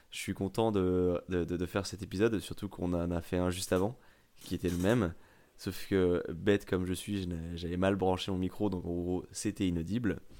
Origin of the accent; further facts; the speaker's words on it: France; je suis un bon français